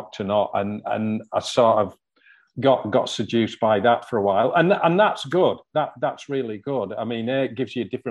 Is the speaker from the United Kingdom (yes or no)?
yes; near Newlands Beck, Cumbria, North West England, United Kingdom; the first stream I ever fished was one called Newlands Beck, just outside my hometown.